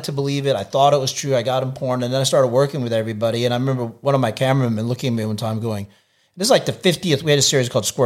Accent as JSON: {"language": "English", "country": "United States", "said": "I'm American"}